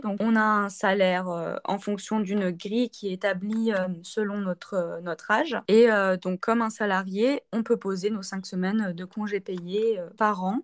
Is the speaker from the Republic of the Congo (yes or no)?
no; Saint-Étienne, Auvergne-Rhône-Alpes, France; moved away as an adult; now in Montpellier, France; Je viens de Saint-Étienne